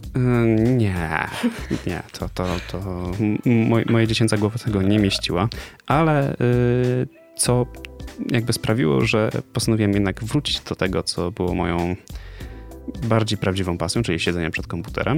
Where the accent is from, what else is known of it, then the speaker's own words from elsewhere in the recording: Poznań, Greater Poland, Poland; z Poznania